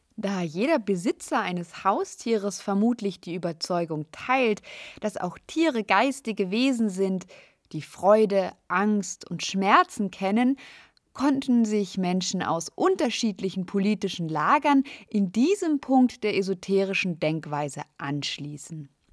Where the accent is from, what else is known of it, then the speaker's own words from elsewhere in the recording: Munich, Bavaria, Germany; In meiner Heimatstadt München